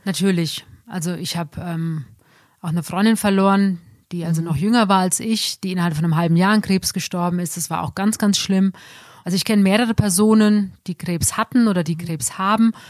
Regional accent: Germany; bei uns in Deutschland

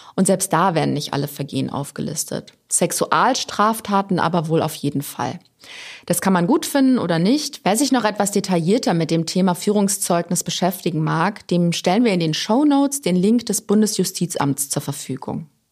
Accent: Germany; bei uns in Deutschland

